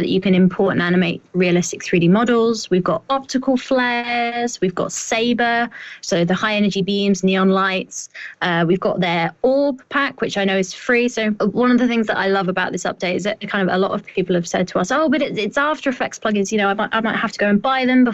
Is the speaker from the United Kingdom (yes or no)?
yes; United Kingdom; I sound even more like that as a Brit